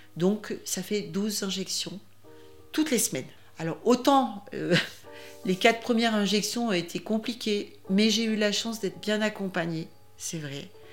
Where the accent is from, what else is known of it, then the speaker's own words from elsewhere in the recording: Grenoble, Auvergne-Rhône-Alpes, France; also born or lived in Le Fontanil / Voreppe / Lac de Paladru; Je suis euh, originaire de la région euh, grenobloise. Je suis née à Grenoble, j'ai vécu une grosse partie de ma vie au Fontanil.